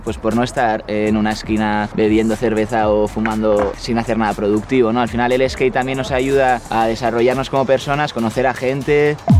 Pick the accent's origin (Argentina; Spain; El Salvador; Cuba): Spain; Irún, Basque Country; tengo 23 años, nací en Irún